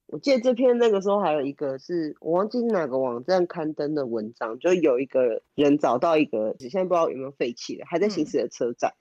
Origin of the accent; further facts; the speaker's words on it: Taiwan; 以前小时候在台湾的图书馆是可以借到 D V D 的